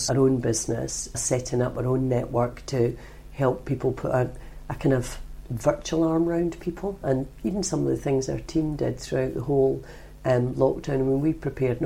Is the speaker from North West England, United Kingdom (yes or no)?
no; Scotland, United Kingdom; now in London, United Kingdom; I, being Scottish